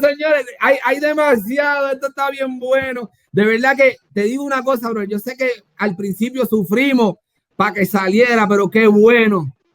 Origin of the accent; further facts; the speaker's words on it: Puerto Rico; Yo soy de Puerto Rico